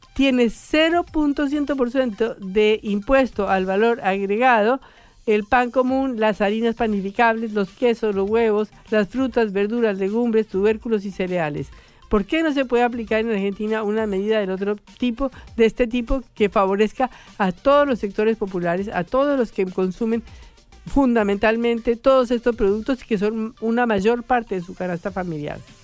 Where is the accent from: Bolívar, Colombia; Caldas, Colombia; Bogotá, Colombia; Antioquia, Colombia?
Bogotá, Colombia; yo que soy bogotana y vengo de 2.400 metros